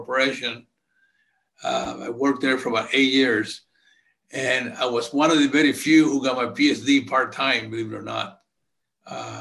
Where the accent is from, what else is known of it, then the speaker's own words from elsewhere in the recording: Santo Domingo, Distrito Nacional, Dominican Republic; moved away; I grew up in Santo Domingo, Dominican Republic.